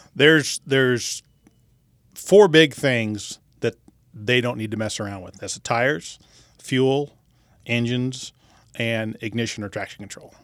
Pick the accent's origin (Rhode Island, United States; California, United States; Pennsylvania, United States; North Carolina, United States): California, United States; Bakersfield; also born or lived in Los Angeles area, California; I grew up in, uh, Southern California, and my dad raced midgets